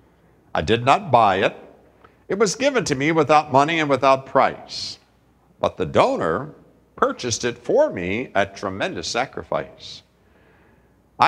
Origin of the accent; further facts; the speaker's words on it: United States; us Americans to get that picture because we have grown up in a culture that says that America is a Christian nation